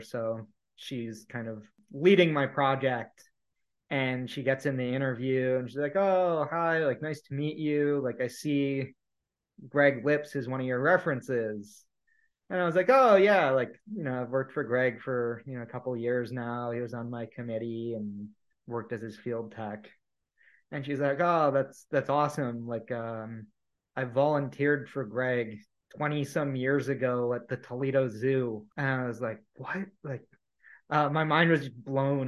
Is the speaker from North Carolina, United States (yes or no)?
no; Ohio, United States; moved away as an adult; also born or lived in Indiana / Southeast US; I was in Indiana at the time and I grew up in Ohio